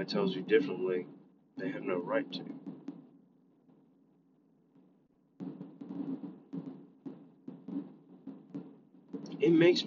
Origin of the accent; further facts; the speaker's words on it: United States; as an American